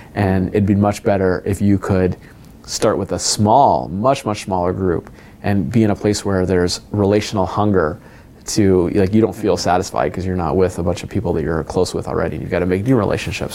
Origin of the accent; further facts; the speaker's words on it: United States; being ethnically Indian in America